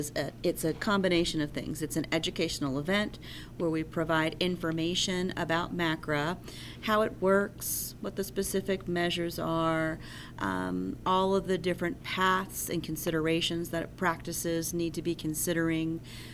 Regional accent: Asheville, North Carolina, United States; I'm from Asheville, North Carolina

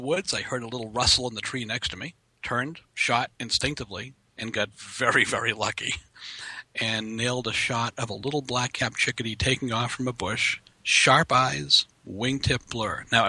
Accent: Boston, Massachusetts, United States; And that's because I grew up in Boston. Hmm. Now, you know what the wildlife is like in Boston.

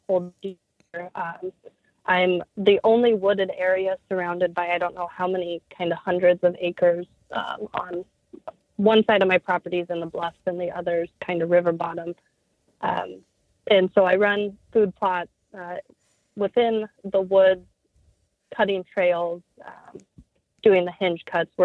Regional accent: Omaha, Nebraska, United States; moved away as an adult; now in Iowa, United States; I grew up in Omaha, Nebraska, and then since then moved away for college

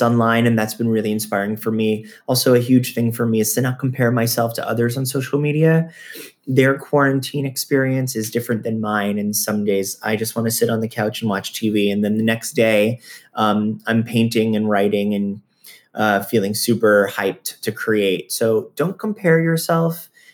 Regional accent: Florida, United States; I'm from Florida. I actually grew up going to Lion Country Safari

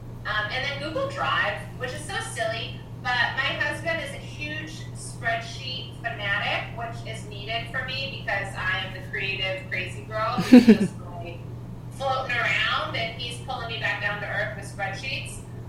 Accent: Louisiana, United States; I'm a Cajun, and we have Venezuelan, which pretty much just means we like to party.

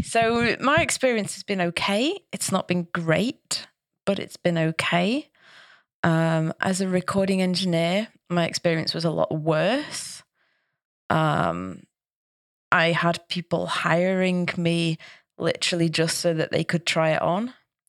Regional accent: Manchester, North West England, United Kingdom; yeah, it's never happened to me in Manchester. It was always in different places in the UK. So, I love my hometown and that's another reason why.

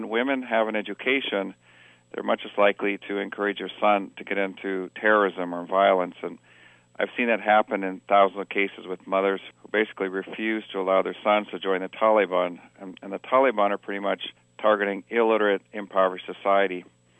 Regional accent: Kilimanjaro, Tanzania; I grew up in Africa on the slopes of Mount Kilimanjaro, who some of your audience might have gagged and puked their way to the summit like I did when I was 11.

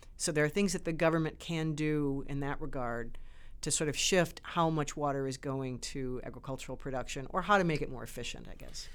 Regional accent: Great Lakes region, Midwest of the US, United States; also born or lived in Chicago; I grew up around the Great Lakes. I'm from the Midwest of the U S

